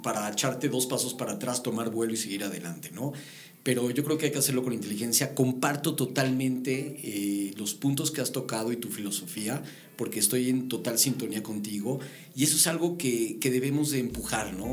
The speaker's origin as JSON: {"language": "Spanish", "country": "Mexico", "said": "Somos mexicanos"}